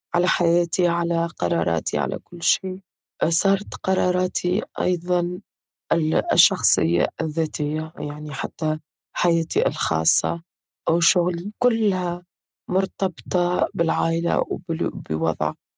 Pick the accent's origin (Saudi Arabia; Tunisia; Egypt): Tunisia; كتونسيين في تونس